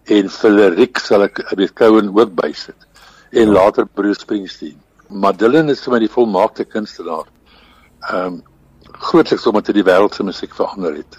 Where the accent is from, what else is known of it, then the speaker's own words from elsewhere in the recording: Kroonstad, Free State, South Africa; moved away; also born or lived in Middelburg, Eastern Cape / Transvaal; Groot geword in die, in die Vrystad